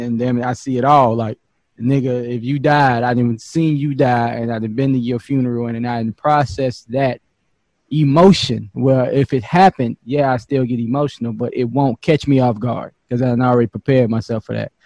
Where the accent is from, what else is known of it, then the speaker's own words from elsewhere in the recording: Chicago, Illinois, United States; when we was growing up in Chicago, they gave us a lifespan